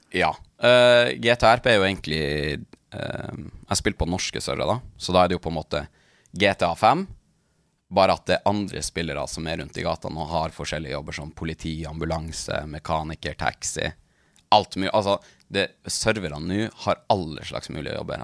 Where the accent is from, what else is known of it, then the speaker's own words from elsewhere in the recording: Tana, Troms og Finnmark, Norway; moved away as an adult; now in Tromsø, Norway; Jeg, jeg, jeg er fra, fra Tana, det er midt i Østfinnmark, men jeg bor i Tromsø